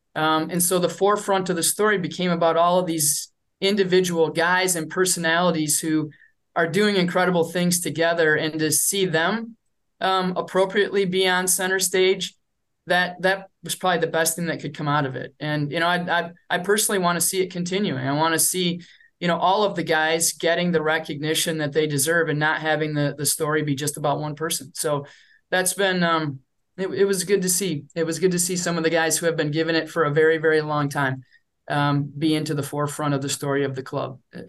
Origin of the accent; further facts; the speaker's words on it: Michigan, United States; now in Minnesota, United States; I grew up in Michigan.